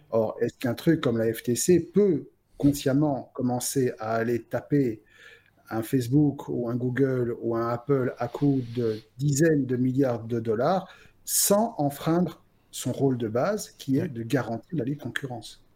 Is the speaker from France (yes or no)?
no; Belgium; chez nous en Belgique